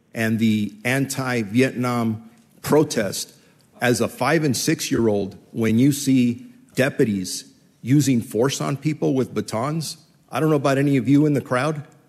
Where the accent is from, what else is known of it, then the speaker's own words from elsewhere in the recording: Los Angeles, California, United States; growing up in East LA, and I say growing up because I was born there